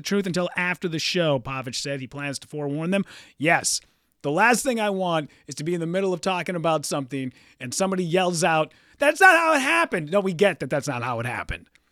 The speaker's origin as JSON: {"language": "English", "town": "Hibbing", "region": "Minnesota", "country": "United States", "tie": "born or raised there", "moved": "yes", "said": "Hibbing, Minnesota, my hometown"}